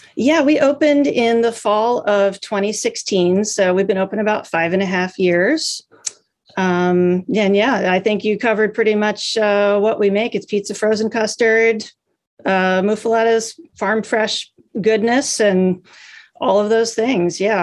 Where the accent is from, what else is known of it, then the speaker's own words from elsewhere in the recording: Des Moines, Iowa, United States; moved away as an adult; also born or lived in San Francisco; I'm from Des Moines and I went to University of Iowa in Iowa City